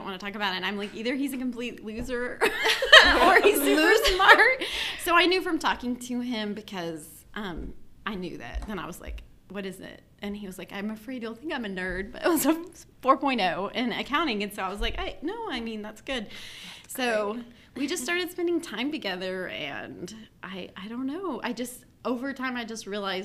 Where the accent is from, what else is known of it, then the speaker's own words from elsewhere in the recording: Paradise, Texas, United States; moved away; I grew up in Paradise, Texas